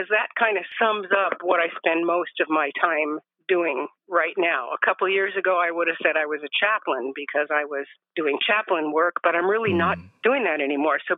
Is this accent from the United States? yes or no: yes; Los Angeles, California, United States; moved away as an adult; also born or lived in Arizona / Alabama / Oregon; now in Northern California, United States; I grew up in Los Angeles.